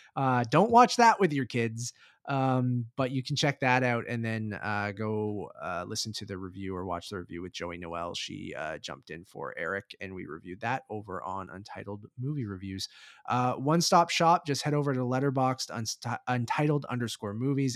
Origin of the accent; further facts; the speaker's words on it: Toronto, Ontario, Canada; we're from Toronto